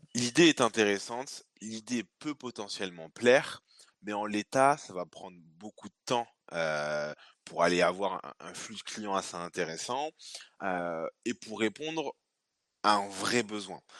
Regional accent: Bordeaux, Nouvelle-Aquitaine, France; donc moi bordelais, euh, bordelais d'origine, puisque je suis né ici à, à Pellegrin, pas très loin de mes, de locaux puisque je suis maintenant basé à, à Mariadec. Euh, donc j'ai fait toute ma, scolarité ici sur, sur Bordeaux

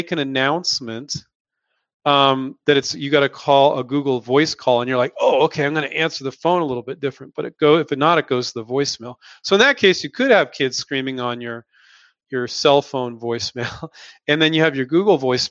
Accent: Silicon Valley, California, United States; moved away as an adult; also born or lived in San Diego, California / Chico, California; now in Henderson, Nevada, United States; Silicon Valley is where I grew up

